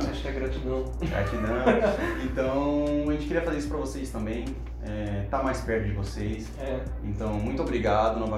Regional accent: Mato Grosso, Brazil; é o único clube do nosso estado que está na Série

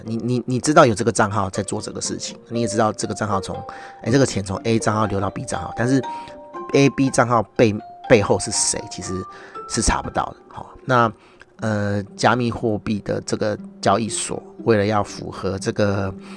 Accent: Taiwan; 我是台湾人

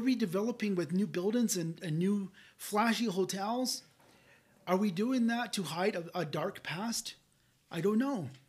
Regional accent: Hopi, Zuni, and Laguna, New Mexico, United States; I'm from Hopi, I'm from Zuni, and I'm from Laguna.

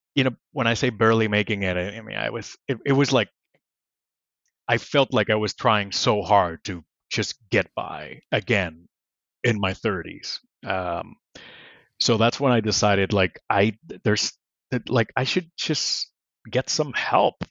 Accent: Puerto Rico; English is a second language; moved away as an adult; I grew up in Puerto Rico

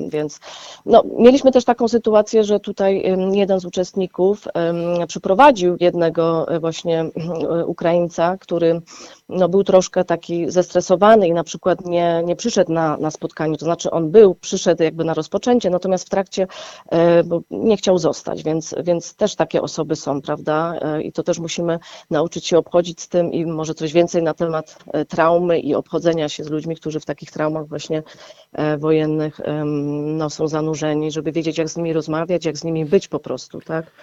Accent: Gliwice, Silesian Voivodeship, Poland; pochodzę z Łabęd, tak? Ja tam e, się po prostu wychowywałam

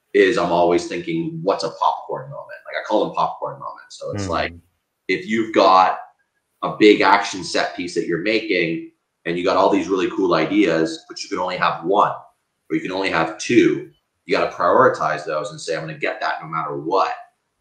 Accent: Canada; I'm Canadian

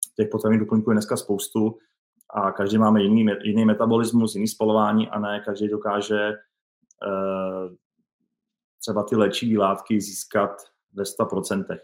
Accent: České Budějovice, South Bohemian Region, Czechia; já jsem z Českých Budějovic

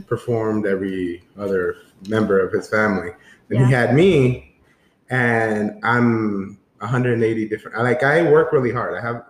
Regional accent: San Antonio, Texas, United States; we are from San Antonio

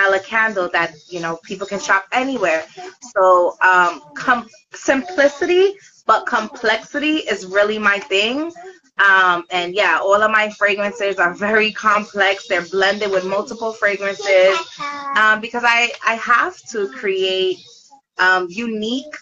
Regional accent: Brooklyn, New York, United States; I'm from Brooklyn

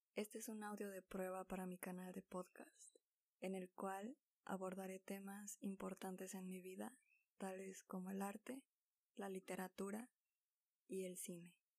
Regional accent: Mexico; soy mexicana y dalguense

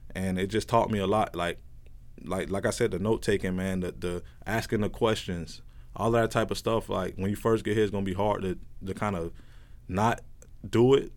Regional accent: Plant City, Florida, United States; moved away as an adult; also born or lived in Fort Myers; I'm from Plant City, Florida.

